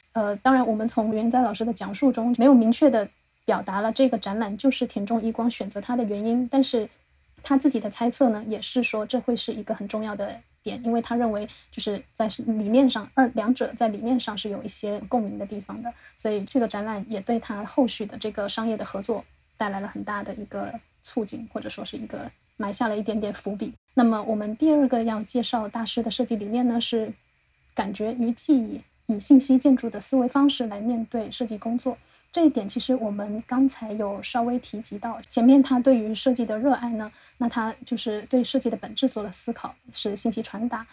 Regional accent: the South, southern China, China; 我们是南方人，我是没有，没有怎么见过雪

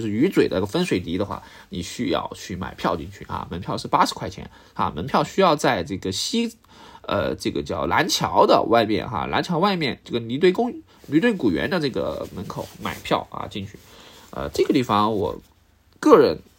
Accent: Sichuan, China; 我作为四川人

